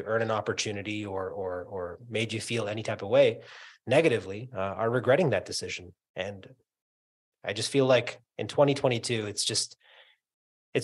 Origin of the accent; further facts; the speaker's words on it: New York, United States; moved away; also born or lived in Canada; I was born in Queens, Astoria, Queens, New York